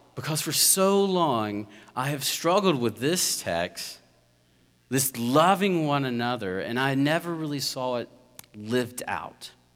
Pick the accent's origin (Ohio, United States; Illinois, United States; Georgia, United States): Georgia, United States; South; I'm from South Georgia, rural area